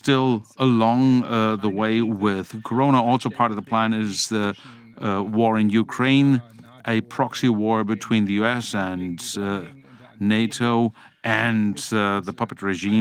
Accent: Bremen, Germany; I'm from Bremen

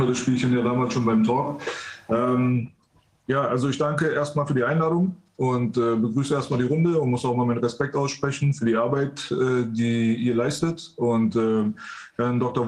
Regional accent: Iran; now in Germany; wir aus dem Iran äh, geflüchtet sind aufgrund äh, des Regimes dort. Ähm, wir sind, also ich bin mitten im Krieg geboren, mitten in der Revolution quasi

